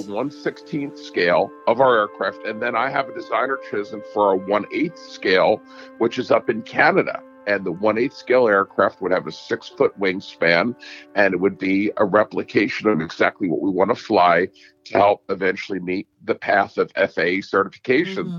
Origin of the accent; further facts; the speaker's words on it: Horsham Township, Pennsylvania, United States; I was born and raised in Horsham Township